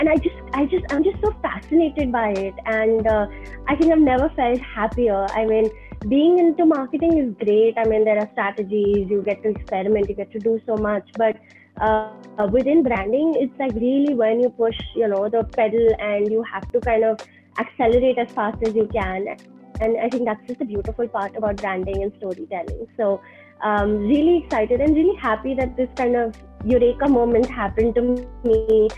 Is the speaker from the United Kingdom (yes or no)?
no; Dubai, United Arab Emirates; moved away as an adult; also born or lived in Boston; I was born and brought up in Dubai, okay. Studied in Boston